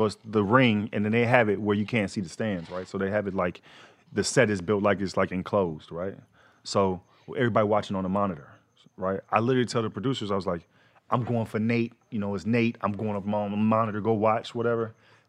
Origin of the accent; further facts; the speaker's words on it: Fort Worth, Texas, United States; I'm from Fort Worth, Texas, man. I was waiting tables.